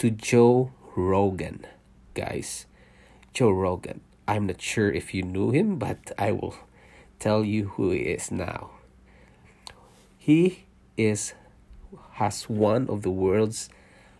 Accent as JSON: {"language": "English", "country": "Philippines", "tie": "born or raised there", "also_born_or_lived": "Singapore", "moved": "as an adult", "lives_now": "Canada", "said": "I was born in Philippines. I'm a Filipino and I worked in Singapore for 5 years, leaving my family behind in Philippines, and then we decided to immigrate to Canada"}